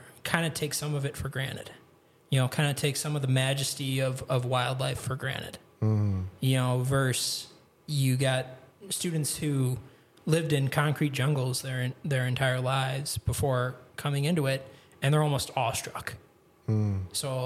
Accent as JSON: {"language": "English", "town": "Grafton", "region": "Wisconsin", "country": "United States", "tie": "born or raised there", "also_born_or_lived": "Kentucky / Texas", "moved": "as an adult", "lives_now": "Michigan, United States", "said": "I grew up in Grafton, Wisconsin, which is kind of like a suburb of Milwaukee."}